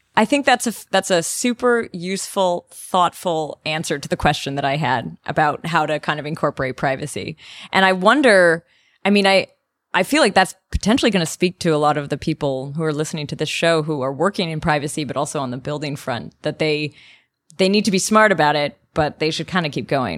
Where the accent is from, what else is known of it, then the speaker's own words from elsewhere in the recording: Canada; now in Germany; I'm Canadian living in Germany